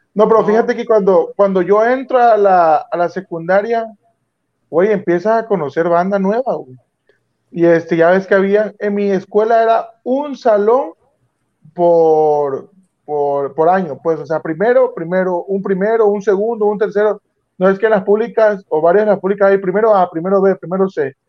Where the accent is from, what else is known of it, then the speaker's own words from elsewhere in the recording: Frontera, Tabasco, Mexico; yo soy de Frontera Centla